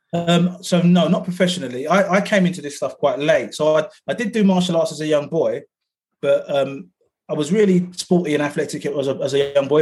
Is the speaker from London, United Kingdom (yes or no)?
yes; London, United Kingdom; also born or lived in Coventry; I was born in Coventry, but then I, uh, my mother moved to uh, to London to Battersea, uh, and that's where I grew up. Grew up in Battersea